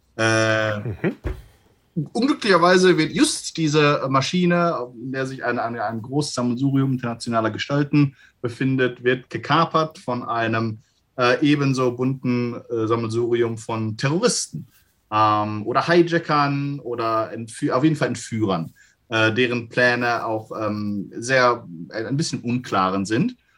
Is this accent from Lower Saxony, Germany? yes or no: no; Gelsenkirchen, North Rhine-Westphalia, Germany; in Gelsenkirchen, in meiner Heimatstadt